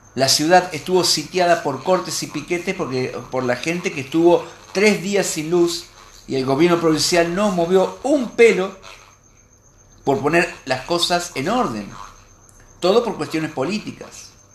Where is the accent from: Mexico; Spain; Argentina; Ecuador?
Argentina